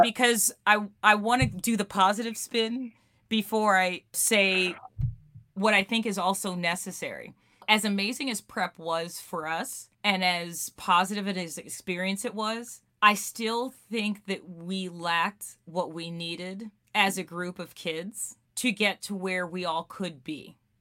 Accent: New York City, New York, United States; we grew up in Queens and and albeit different neighborhoods

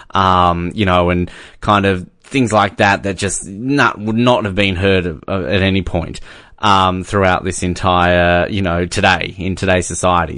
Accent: Australia; as an Australian

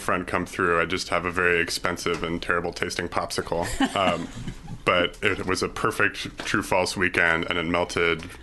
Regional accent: Columbia, Missouri, United States; moved away as an adult; also born or lived in New York; I was able to find the perfect job for myself in my hometown

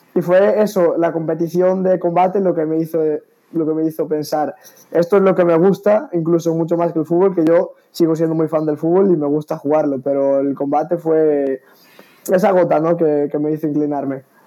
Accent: Galicia, Spain; yo soy de Galicia

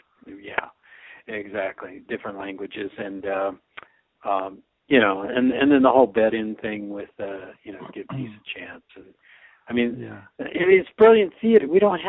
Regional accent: Michigan, United States; Michigan guy. Being it's my home state

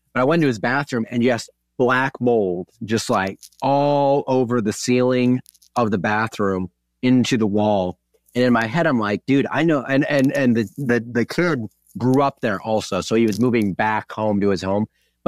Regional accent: Wisconsin, United States; also born or lived in Kansas; Yeah, and I grew up in Wisconsin, but I lived in southern or midwestern Kansas for a while.

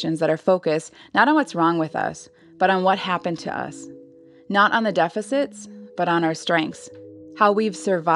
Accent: Red Lake Nation, northern Minnesota, United States; I'm from the Red Lake Nation in northern Minnesota

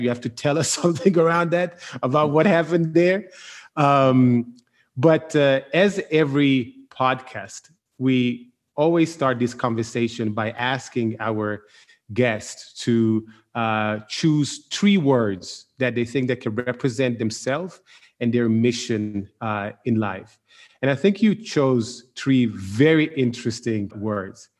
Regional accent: Milan, Lombardy, Italy; I'm from Milan

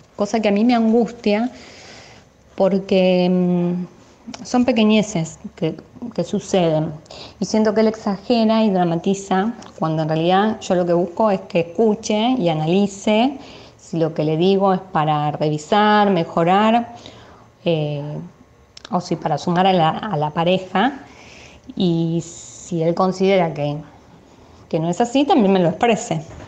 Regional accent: Buenos Aires, Argentina; soy de Buenos Aires

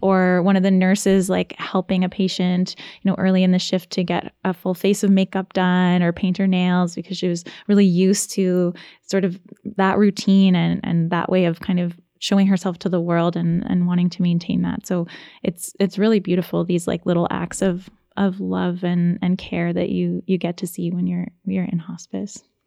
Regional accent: Ontario, Canada; now in Nova Scotia, Canada; I'm originally from Ontario. And so moving to Nova Scotia

